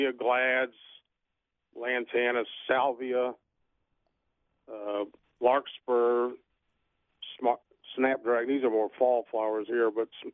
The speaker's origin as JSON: {"language": "English", "town": "Miami", "region": "Florida", "country": "United States", "tie": "born or raised there", "moved": "yes", "lives_now": "Newberry, United States", "said": "I grew up with them in Miami, and we always had avocados"}